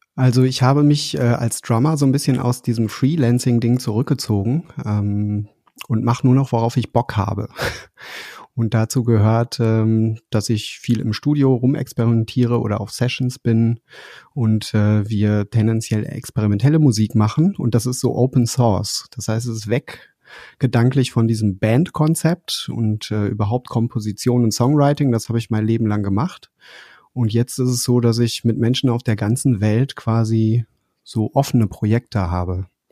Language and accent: German; Dortmund, North Rhine-Westphalia, Germany; moved away; ich bin in Dortmund aufgewachsen, wohne mhm. jetzt nicht mehr dort